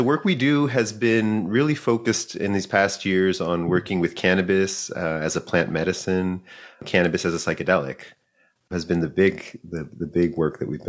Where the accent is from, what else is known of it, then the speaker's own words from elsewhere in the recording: Chile; also born or lived in Bay Area; now in Santa Cruz, United States; We're relatively new to Santa Cruz, about a year and a half here in Santa Cruz. But we're originally from Chile.